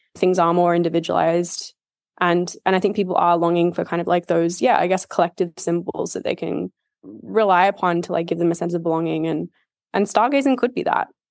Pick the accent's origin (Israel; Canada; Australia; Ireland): Australia; moved away as an adult; also born or lived in United Kingdom; I think growing up in Australia